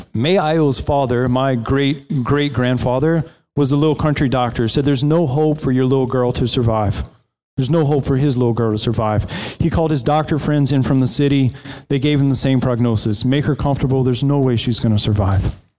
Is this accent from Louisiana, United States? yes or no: yes; South Louisiana, United States; moved away; I grew up in South Louisiana, on the coast of South Louisiana, right south of New Orleans.